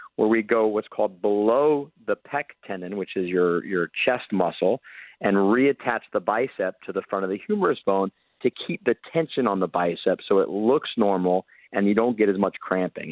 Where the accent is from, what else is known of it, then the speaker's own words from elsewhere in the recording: Jacksonville, Florida, United States; I actually grew up here in Jacksonville, Florida